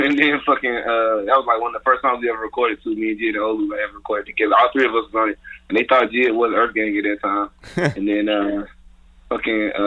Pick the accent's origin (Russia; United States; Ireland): United States; Atlanta, Georgia; I'm from the West Side